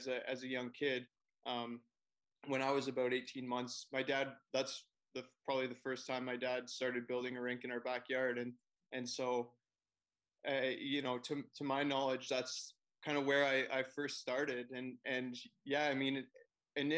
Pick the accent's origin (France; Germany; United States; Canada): Canada; Forest, Ontario; now in Toronto, Canada; I live in Toronto now, but I grew up in Forest, Ontario